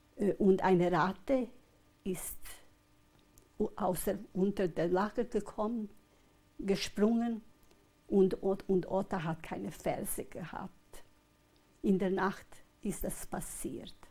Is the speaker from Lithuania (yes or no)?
no; Hetin, Vojvodina, Serbia; also born or lived in Kikinda; Wir waren zuerst in Hettin, in unserem Haus, wo ich geboren bin